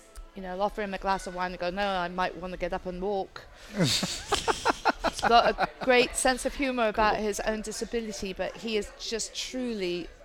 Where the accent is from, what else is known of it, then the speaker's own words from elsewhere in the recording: England, United Kingdom; I grew up in England. I am a traditionalist.